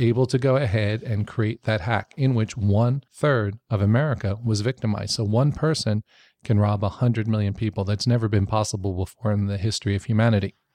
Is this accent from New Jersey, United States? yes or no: no; New York, United States; I grew up in New York.